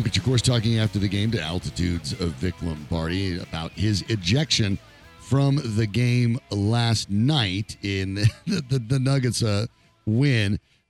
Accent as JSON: {"language": "English", "region": "Colorado", "country": "United States", "tie": "born or raised there", "said": "Growing up here, born and raised in Colorado"}